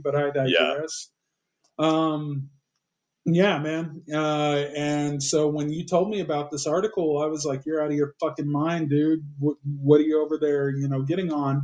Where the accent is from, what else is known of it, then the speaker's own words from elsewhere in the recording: Austin, Texas, United States; growing up in Austin